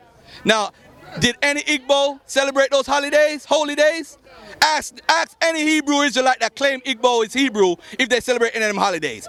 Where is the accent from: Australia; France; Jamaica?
Jamaica; I'm from Jamaica, where my mom had me